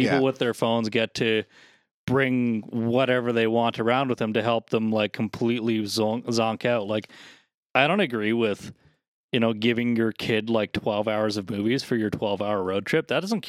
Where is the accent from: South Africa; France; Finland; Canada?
Canada; Nova Scotia; I came from Nova Scotia. We're relatively the same thing.